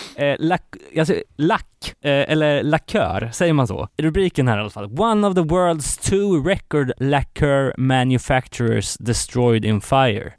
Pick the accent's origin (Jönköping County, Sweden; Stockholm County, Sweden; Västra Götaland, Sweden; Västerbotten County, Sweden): Västra Götaland, Sweden; Gothenburg; min hemort här, Göteborg